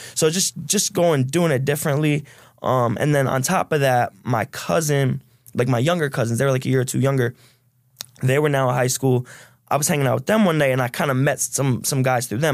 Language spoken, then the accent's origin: English; Stamford, Connecticut, United States; from Stanford, um, middle class Irish family